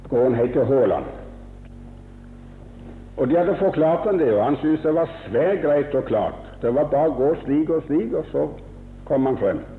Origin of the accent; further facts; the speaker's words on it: Haaland, Rogaland, Norway; born there; for jeg er født på Haaland.